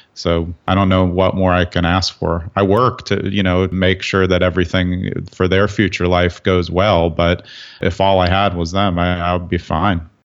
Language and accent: English; New York City, New York, United States; moved away as an adult; now in New Jersey, United States; I grew up in Brooklyn, so I was used to city-type living